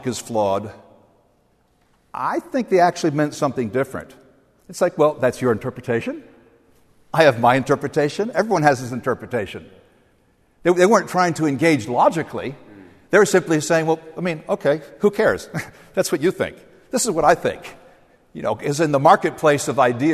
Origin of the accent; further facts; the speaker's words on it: outside New York City, New Jersey, United States; I grew up outside New York City, in New Jersey